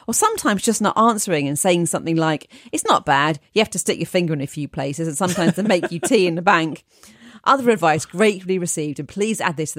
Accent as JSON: {"language": "English", "country": "Ireland", "moved": "as an adult", "lives_now": "United Kingdom", "said": "come from a small town in Ireland, but despite having lived in the UK for many years, I've not lost my accent."}